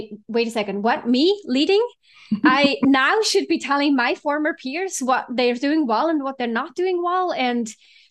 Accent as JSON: {"language": "English", "country": "Switzerland", "tie": "born or raised there", "moved": "as an adult", "lives_now": "San Francisco, United States", "said": "I was actually born and raised in Switzerland and moved out here in my late 20s."}